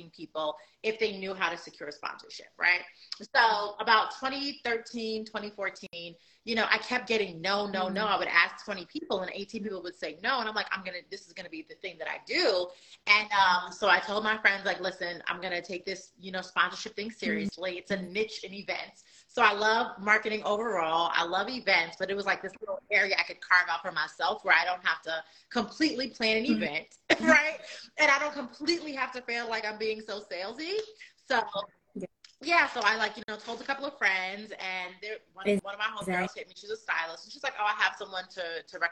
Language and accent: English; New York, United States; moved away as an adult; now in Charlotte, United States; I live in Charlotte, North Carolina. I'm originally from New York. I've been in Charlotte since 2015